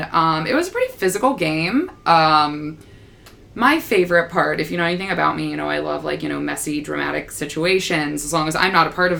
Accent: Pittsburgh, Pennsylvania, United States; now in Washington, D.C., United States; We're from Pittsburgh.

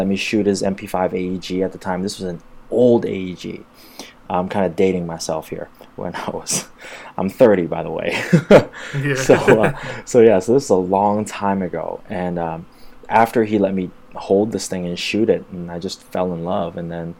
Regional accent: Hong Kong; born there; I was born in Hong Kong. And, you know, as everybody may have heard, this is kind of like airsoft central here.

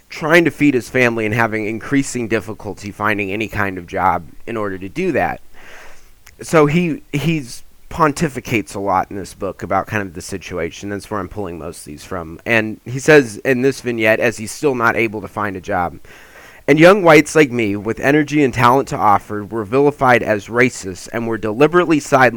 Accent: California, United States; as a Californian

